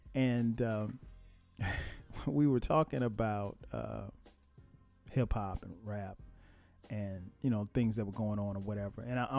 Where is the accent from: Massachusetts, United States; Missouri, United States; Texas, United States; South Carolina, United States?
South Carolina, United States; Florence; I grew up in Florence, South Carolina. And Florence isn't a big place. I mean, maybe 70, 80,000 people maybe at this time.